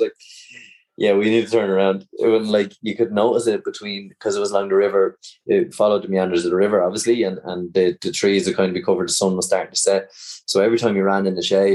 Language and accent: English; Ireland; we're coming from Ireland